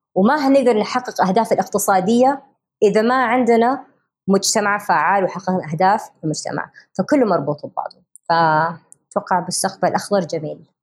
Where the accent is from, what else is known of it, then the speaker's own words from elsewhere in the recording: Riyadh, Riyadh Province, Saudi Arabia; moved away; also born or lived in United States; أنا كسعودية أمريكية تربيت في يعني مولودة في أمريكا تربيت في الرياض عايشه في امريكا 20 سنه